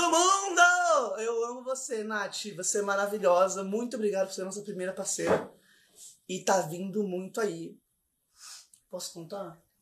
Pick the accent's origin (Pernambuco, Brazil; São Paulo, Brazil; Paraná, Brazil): Paraná, Brazil; Curitiba; now in Florianópolis, Brazil; eu sou curitibana, tá bom, amor? Eu sou curitibana, eu sou de CWB.